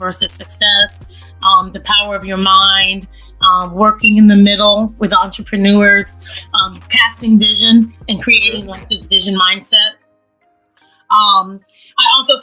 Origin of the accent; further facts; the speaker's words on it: Jacksonville, Florida, United States; now in Atlanta, United States; I'm from Florida. Born and raised in Duval County